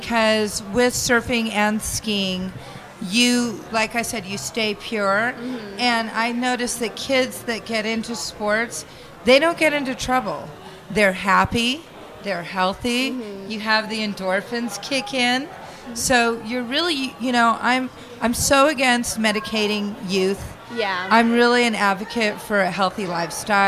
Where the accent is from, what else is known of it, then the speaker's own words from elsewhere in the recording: Phoenix, Arizona, United States; moved away as an adult; also born or lived in Hawaii; I was from Phoenix